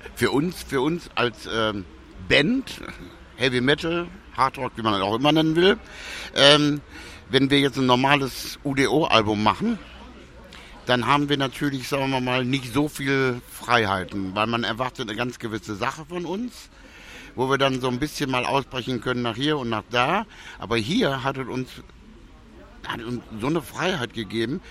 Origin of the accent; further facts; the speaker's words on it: Germany; also born or lived in St. Petersburg / Ibiza; Deutschland ist zwar meine Heimat